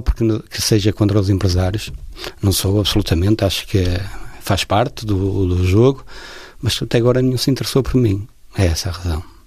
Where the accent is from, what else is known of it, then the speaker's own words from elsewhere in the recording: Porto, Norte, Portugal; sou do Porto, sou natural do Porto, sempre vivi ali no centro do Porto